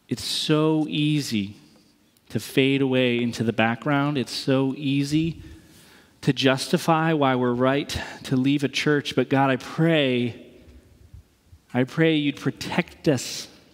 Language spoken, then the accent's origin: English; East Coast, United States; moved away; I'm from the East Coast. I'm proud of being from the East Coast.